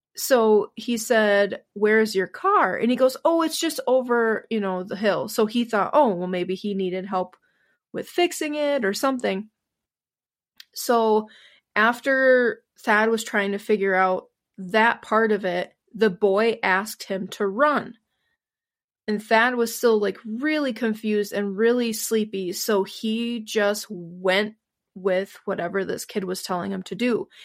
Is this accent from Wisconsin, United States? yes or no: yes; Wisconsin, United States; my home state of Wisconsin